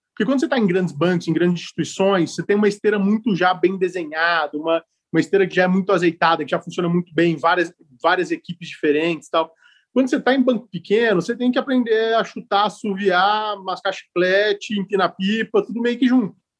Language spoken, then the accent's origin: Portuguese; Ribeirão Preto, São Paulo, Brazil; moved away as an adult; now in São Paulo, Brazil; sou de Ribeirão Preto, sou do interior de São Paulo. Moro em São Paulo. moro, em São Paulo há 15 anos já